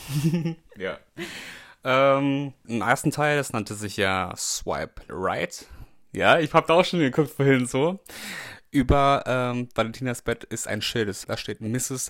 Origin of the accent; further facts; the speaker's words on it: the North, Northern Germany, Germany; da komme ich aus dem Norden.